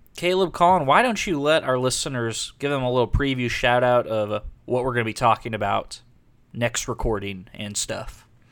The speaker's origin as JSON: {"language": "English", "region": "Texas", "country": "United States", "said": "we're all from Texas"}